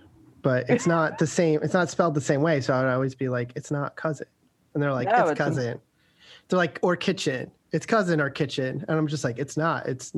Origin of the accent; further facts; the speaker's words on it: Philadelphia, Pennsylvania, United States; We are both from Philadelphia. We grew up there.